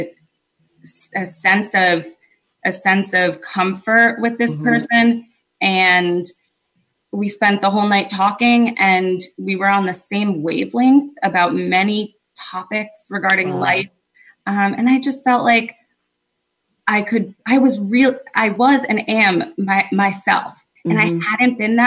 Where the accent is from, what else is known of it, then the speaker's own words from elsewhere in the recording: Connecticut, United States; moved away as an adult; now in New York City, United States; I'm from Connecticut